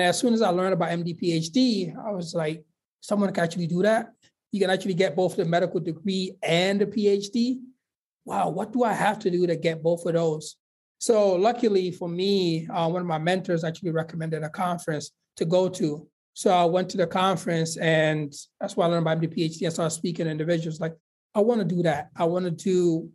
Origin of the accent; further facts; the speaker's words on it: Guinea; moved away; also born or lived in Sierra Leone; my family actually had to flee because there was a civil war in Sierra Leone. So they went to the neighboring country of Guinea.